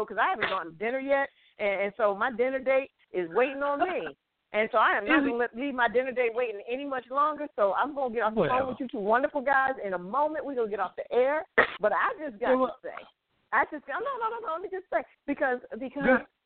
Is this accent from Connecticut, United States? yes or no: yes; Connecticut, United States; I'm from Connecticut